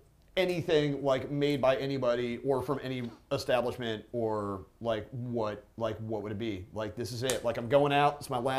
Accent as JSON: {"language": "English", "region": "Virginia", "country": "United States", "said": "I'm from Virginia"}